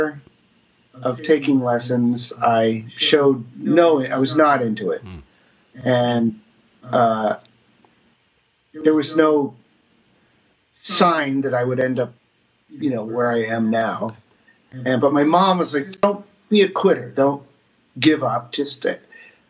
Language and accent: English; New Jersey, United States; I was growing up in New Jersey